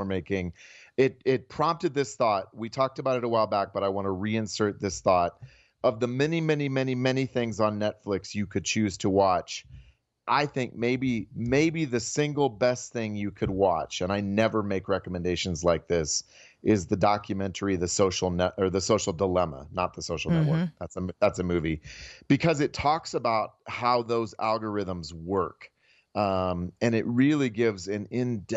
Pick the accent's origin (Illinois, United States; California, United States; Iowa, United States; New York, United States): Iowa, United States; I'm from Iowa